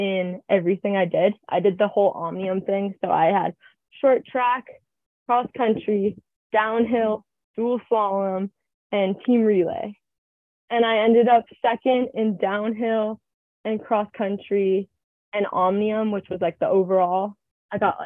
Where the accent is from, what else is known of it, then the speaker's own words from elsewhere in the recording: Truckee, California, United States; I moved home, and I'm from Truckee